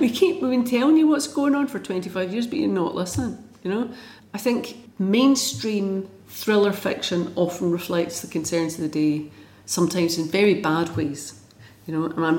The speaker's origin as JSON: {"language": "English", "region": "London", "country": "United Kingdom", "tie": "born or raised there", "moved": "yes", "lives_now": "Scotland, United Kingdom", "said": "I grew up in South London and I came to Scotland"}